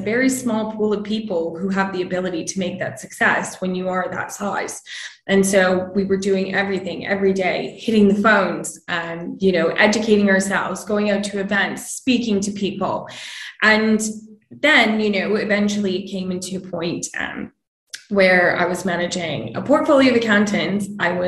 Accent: Canada; moved away as an adult; now in London, United Kingdom; So I grew up in Canada, as you can probably tell by the accent.

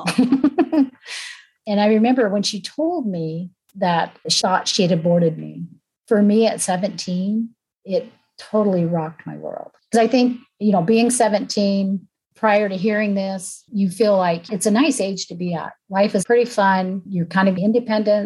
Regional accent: California, United States; I was born in California

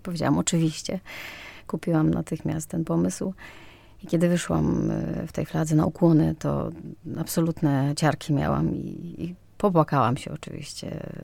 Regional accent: Mostyska, Lviv Oblast, Ukraine; Polish is a second language; moved away as an adult; also born or lived in Kraków; now in Poland; urodziłam się w Mościskach w Ukrainie, 15 km od granicy polsko-ukraińskiej

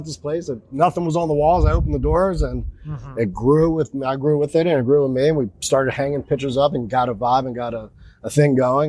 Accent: right outside Philadelphia, New Jersey, United States; moved away; I'm from South Jersey, right outside Philadelphia. So where I grew up, you know, other than Philadelphia and cheesesteaks and things, every corner had delivery pizza and cheesesteaks and wings.

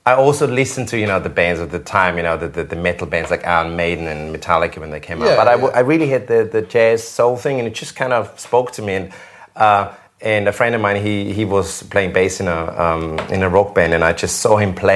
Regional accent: Salzburg, Austria; now in United Kingdom; Salzburg, my hometown from Austria.

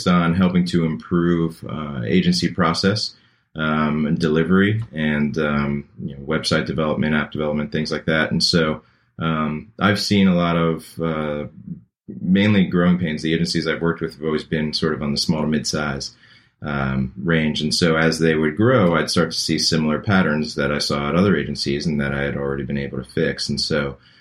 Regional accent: Long Island, New York, United States; moved away as an adult; also born or lived in Manhattan, New York; now in Chapel Hill, United States; I'm originally from New York. I grew up in Long Island and lived in Manhattan for a number of years

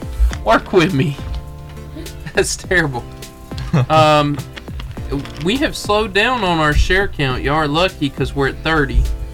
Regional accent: Arab, Alabama, United States; I'm from Arab. These guys are from Arab.

